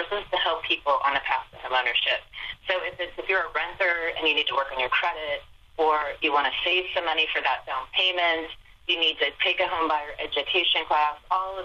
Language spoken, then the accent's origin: English; Elizabeth, Ohio, United States; I hail from Ohio, Eastern Ohio. Elizabeth, Ohio is my hometown